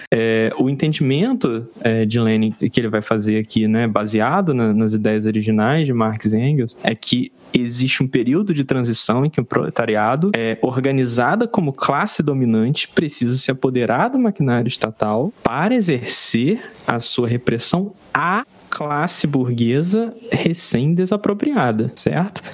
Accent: Brazil; enquanto brasileiro

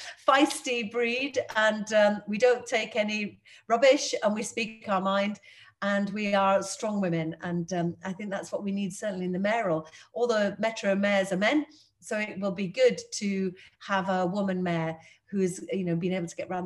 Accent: Birstall, Yorkshire and the Humber, United Kingdom; Well, I was a working class kid growing up on a council estate in Birstall and a free school meal kid

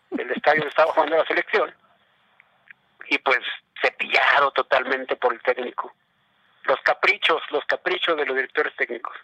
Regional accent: Mexico; como mexicano aquí

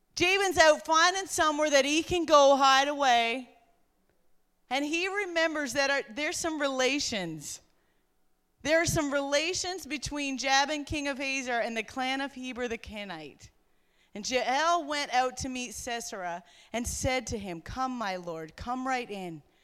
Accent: Newfoundland and Labrador, Canada; I come from Newfoundland where Sister Garrigus brought the gospel to the island and set it on fire.

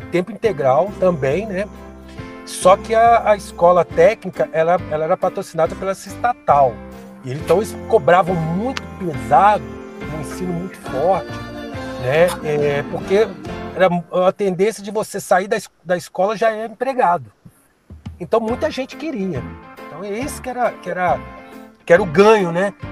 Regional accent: Rio de Janeiro, Brazil; eu sou do Rio, né? Tinha uma escola técnica lá no interior

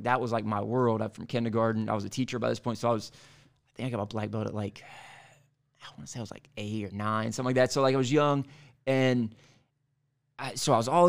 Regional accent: Denham Springs, Louisiana, United States; I grew up in Denham Springs, Louisiana, right outside of Baton Rouge. Small town.

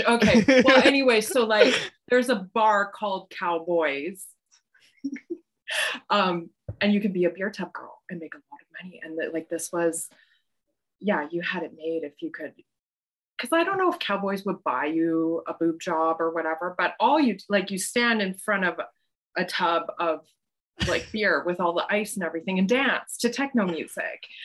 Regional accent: Calgary, Alberta, Canada; also born or lived in Saskatoon, Saskatchewan / Rosetown, Saskatchewan / Stettler, Alberta; now in Montreal, Canada; I grew up um, in Calgary, like that. I consider that my hometown.

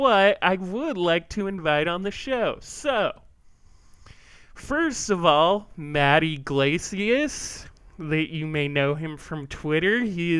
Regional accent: Washington, United States; born and raised in Washington

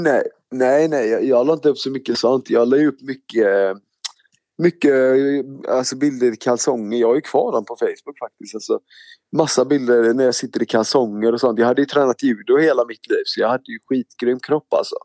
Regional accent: Stenungsund, Västra Götaland, Sweden; also born or lived in Mölndal / Gothenburg; jag föddes i Mölndal och så bodde jag i Göteborg i ungefär tre år. Och sen så flyttade min familj till eh, Stenungsund. Det ligger bara 30 minuter ifrån Göteborg. Eh, så jag är uppväxt där vid Stenungsund, västkusten

